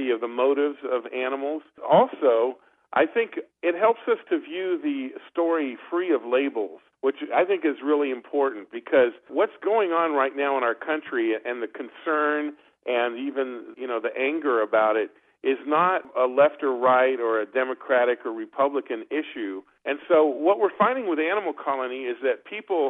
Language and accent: English; France; moved away; I grew up in France